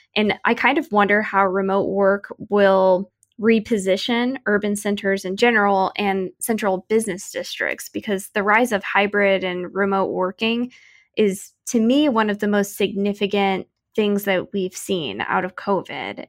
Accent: Wildwood, Missouri, United States; moved away; my hometown of Wildwood, Missouri

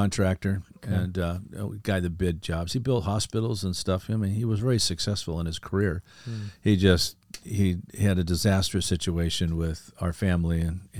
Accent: El Segundo, California, United States; I grew up in a beach town called El Segundo, right next to Manhattan Beach in the LA airport.

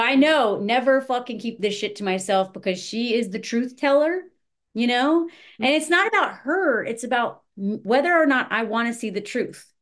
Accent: the South, United States; moved away; also born or lived in Montana; I was raised in the South

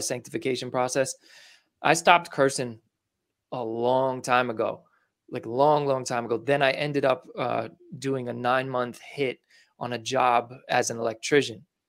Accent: New York, United States; I'm from New York

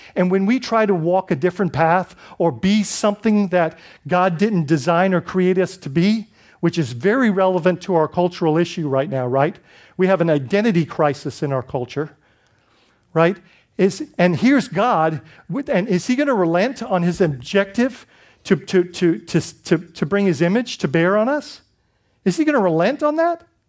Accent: Bahamas; moved away; I grew up in the Bahamas, so we had a lot of British background.

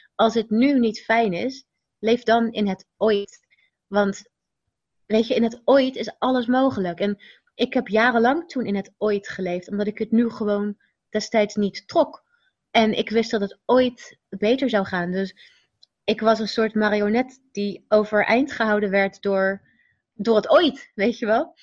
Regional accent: Rotterdam, South Holland, Netherlands; de buurt waar ik opgroeide was wel heel druk. Rotterdam-Zuid, Pendrecht woonde ik

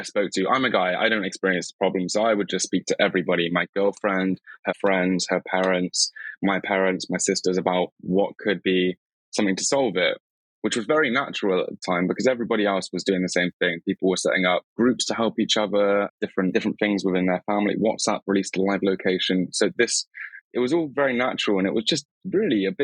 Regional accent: Cornwall, South West England, United Kingdom; moved away; I come from Cornwall

